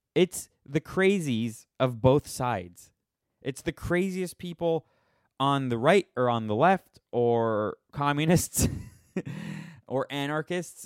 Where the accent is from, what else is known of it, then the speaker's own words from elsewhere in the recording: Miami, Florida, United States; now in Las Vegas, United States; I grew up in Miami, a billion pools there